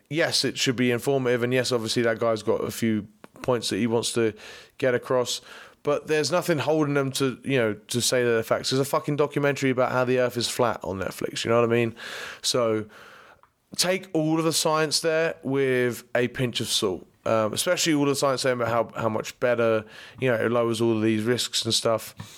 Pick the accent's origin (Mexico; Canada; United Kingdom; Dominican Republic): United Kingdom; England; also born or lived in Middle East; now in United States; as an Englishman